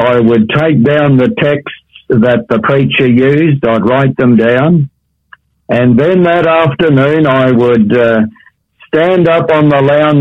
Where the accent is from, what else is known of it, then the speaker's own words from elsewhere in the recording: Tasmania, Australia; now in Perth, Australia; the wood fires that I was brought up with in Tasmania